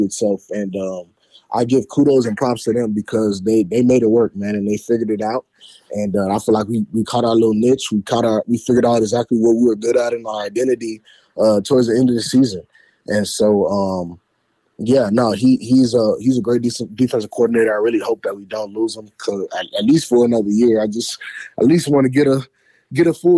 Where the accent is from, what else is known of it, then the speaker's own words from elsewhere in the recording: Fort Lauderdale, Florida, United States; moved away; also born or lived in Detroit; I'm a Florida boy. I'm from Fort Lauderdale